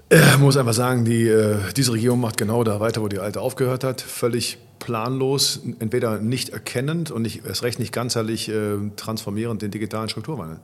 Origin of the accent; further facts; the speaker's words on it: Cologne, North Rhine-Westphalia, Germany; als Kölner